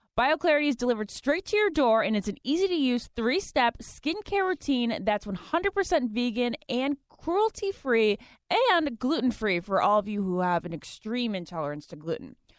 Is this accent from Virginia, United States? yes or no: yes; Virginia, United States; also born or lived in New Jersey / Massachusetts; I was born there, lived there till I was two, moved to Massachusetts until I was five, and then I've grown up in Virginia, like, plus twenty years